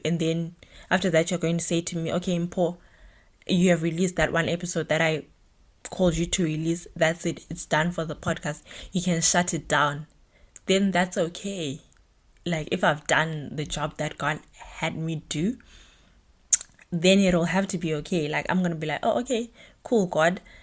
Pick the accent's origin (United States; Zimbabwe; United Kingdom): Zimbabwe; Bulawayo; moved away as an adult; now in Germany; I was born and bred in Bulawayo, Zimbabwe